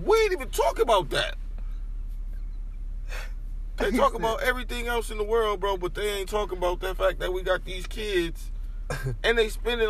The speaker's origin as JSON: {"language": "English", "town": "Grand Rapids", "region": "Michigan", "country": "United States", "tie": "born or raised there", "said": "I grew up in Grand Rapids"}